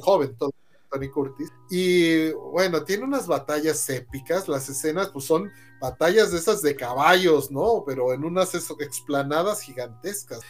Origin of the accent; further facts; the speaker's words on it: Mexico; somos los mexicanos